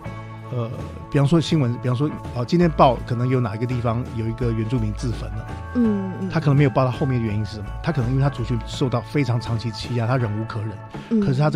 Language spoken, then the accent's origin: Chinese; Taiwan; 我是台湾人，我也没有出国